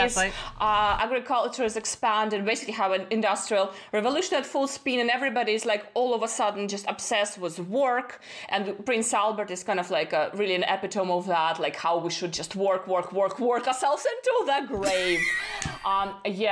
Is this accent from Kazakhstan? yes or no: yes; Kazakhstan; moved away as an adult; also born or lived in Austin, Texas, United States; I was born in Kazakhstan.